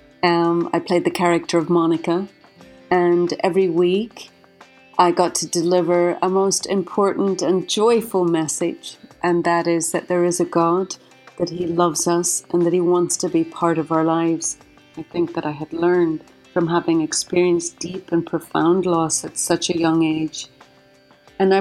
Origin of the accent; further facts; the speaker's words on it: Derry, Northern Ireland, United Kingdom; moved away as an adult; now in United States; I was born and raised in Derry City in Northern Ireland, and I immigrated to the United States about 25 years ago now